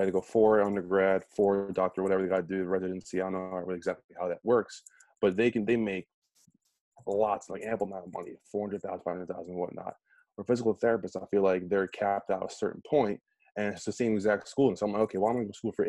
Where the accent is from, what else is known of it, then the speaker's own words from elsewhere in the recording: New Jersey, United States; Born and raised in Jersey.